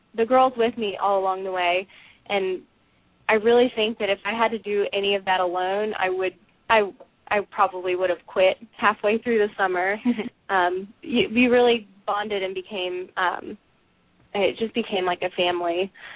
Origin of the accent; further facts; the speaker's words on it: Dallas, Texas, United States; I grew up here in Dallas